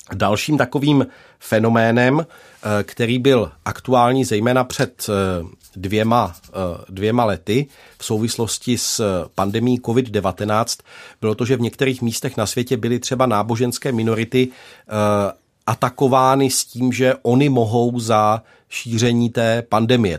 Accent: Czechia; jako Češi tady

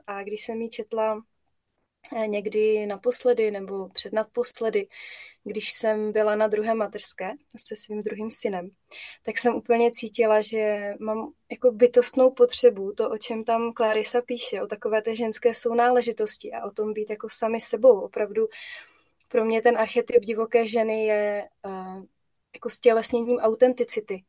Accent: Moravia, Czechia; also born or lived in Brno; tady u nás na Moravě

